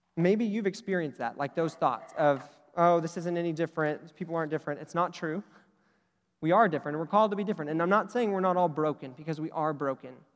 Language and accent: English; Oklahoma, United States; I'm from Oklahoma.